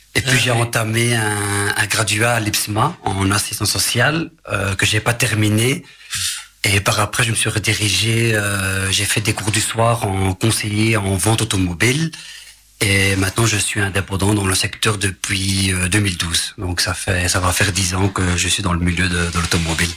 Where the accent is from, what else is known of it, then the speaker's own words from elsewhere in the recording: Marcinelle, Wallonia, Belgium; je suis originaire de Marcinelle